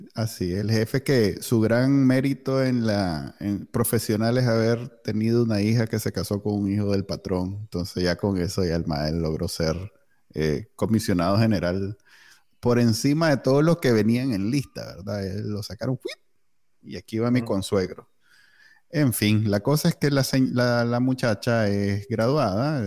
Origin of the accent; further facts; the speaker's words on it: Managua, Nicaragua; soy egresado del Colegio Alemán